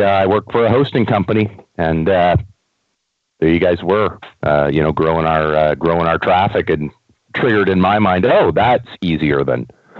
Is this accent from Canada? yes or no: yes; Canada; first language English; also born or lived in West Coast of Canada; We're both Canadian.